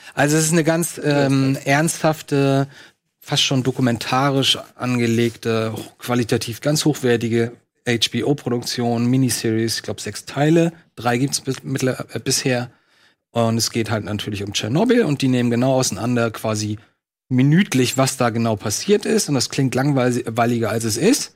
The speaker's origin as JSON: {"language": "German", "town": "Lübeck", "region": "Schleswig-Holstein", "country": "Germany"}